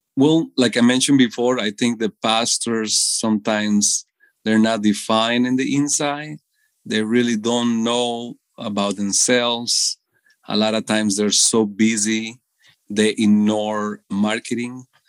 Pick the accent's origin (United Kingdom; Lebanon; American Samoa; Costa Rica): Costa Rica; moved away as an adult; now in United States; I was born in Costa Rica all my entire life